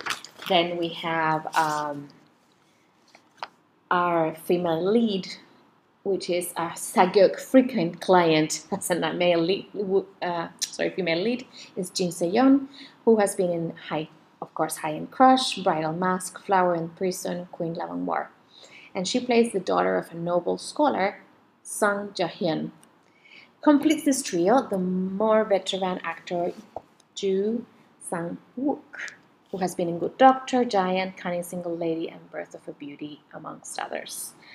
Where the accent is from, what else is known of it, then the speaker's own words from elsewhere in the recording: Chile; also born or lived in France; now in Asia; I'm originally from Chile and France. But currently, we live with my family in somewhere in Asia.